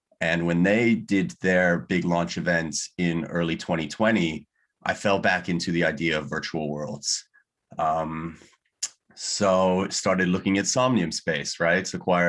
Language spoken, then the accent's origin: English; California, United States; You know, I was born and raised in Southern California. Spent, you know, all of my life before university there.